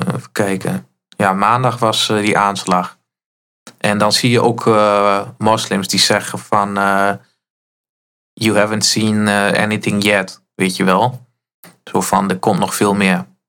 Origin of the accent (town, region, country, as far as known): Netherlands